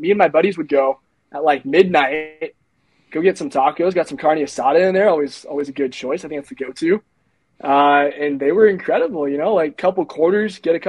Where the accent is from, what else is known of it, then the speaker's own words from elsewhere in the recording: Lake Arrowhead, California, United States; also born or lived in La Mirada; I'm from Lake Arrowhead.